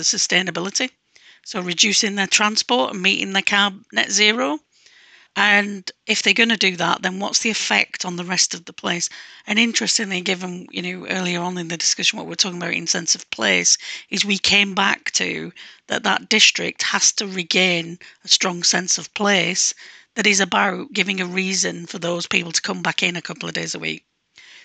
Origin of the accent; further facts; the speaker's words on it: Manchester, North West England, United Kingdom; when I was growing up in Manchester